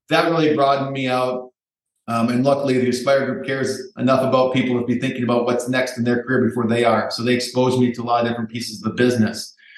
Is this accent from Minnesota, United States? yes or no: yes; Minneapolis, Minnesota, United States; I was lucky enough to find a job in my hometown of Minneapolis, Minnesota